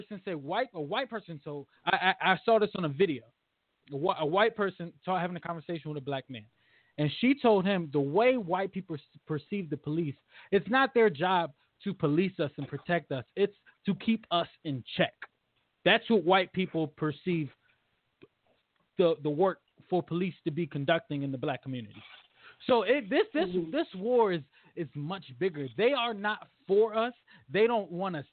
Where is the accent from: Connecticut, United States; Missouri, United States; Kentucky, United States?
Connecticut, United States; Bridgeport; I'm from Bridgeport, Connecticut, my entire life